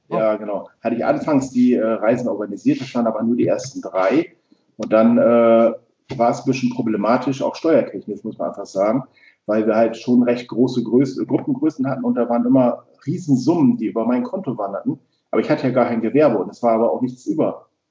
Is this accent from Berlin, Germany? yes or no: no; East Frisia, Lower Saxony, Germany; also born or lived in Düsseldorf; wir Ostfriesen